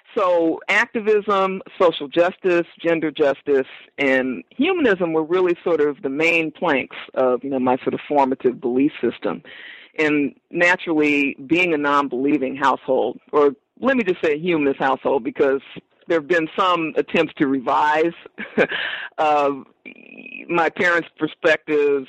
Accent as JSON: {"language": "English", "town": "Los Angeles", "region": "California", "country": "United States", "tie": "born or raised there", "said": "growing up in South Los Angeles, which is a heavily religious community"}